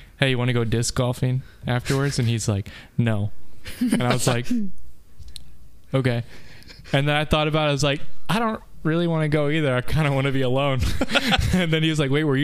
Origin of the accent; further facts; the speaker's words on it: United States; I'm American